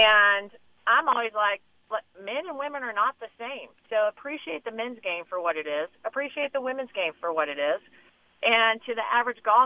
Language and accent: English; Denver, Colorado, United States; growing up in Denver, I just played a ton of different sports